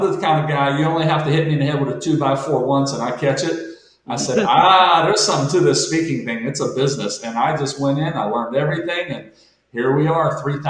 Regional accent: Monessen, Pennsylvania, United States; I'm a guy from Manesson, Pennsylvania, a small steel town

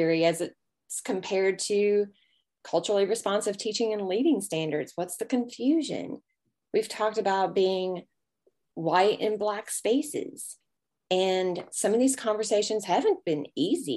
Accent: the South, United States; accent: Southern drawl; being a Southerner, I have quite a long way of saying things and lots of pauses

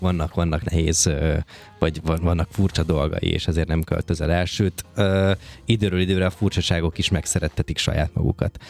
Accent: Békéscsaba, Békés, Hungary; now in Budapest, Hungary; én Békés Csabai vagyok

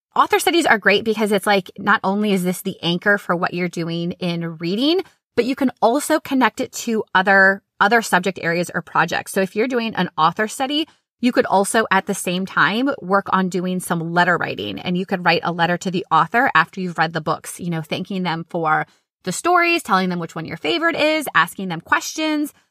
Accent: Minnesota, United States; now in Florida, United States; I grew up in Minnesota

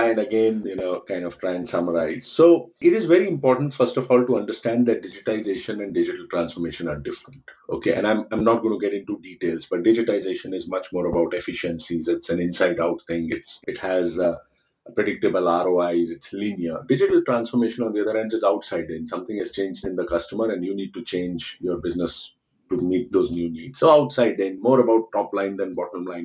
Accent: India; I come from India

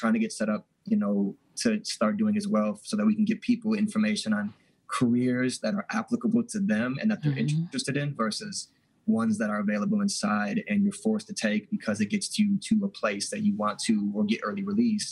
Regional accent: Milwaukee, Wisconsin, United States; I grew up in Milwaukee

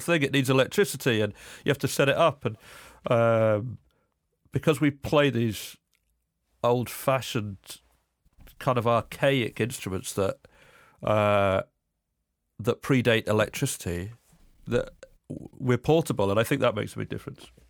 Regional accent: Cambridge, East of England, United Kingdom; I'm from England. I grew up in Cambridge, which is just outside London

